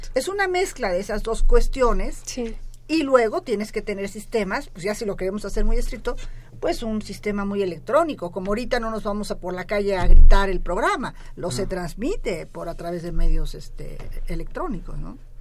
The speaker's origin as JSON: {"language": "Spanish", "country": "Mexico", "said": "me voy a ver reflejada como mexicana"}